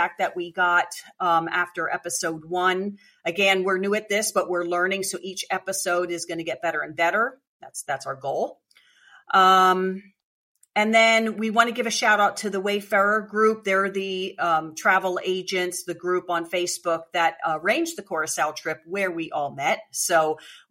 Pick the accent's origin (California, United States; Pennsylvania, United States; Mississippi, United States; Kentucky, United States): Pennsylvania, United States; Eastern; I'm from Eastern PA.